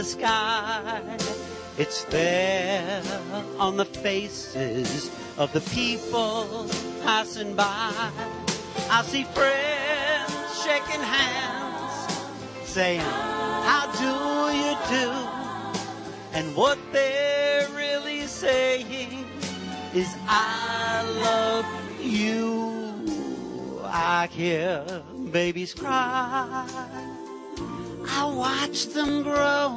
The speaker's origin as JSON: {"language": "English", "region": "New York", "country": "United States", "tie": "born or raised there", "said": "I was living in New York, born and raised in New York."}